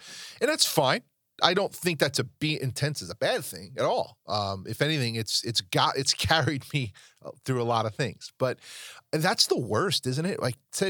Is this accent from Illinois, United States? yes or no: no; New York, United States; I'm from New York.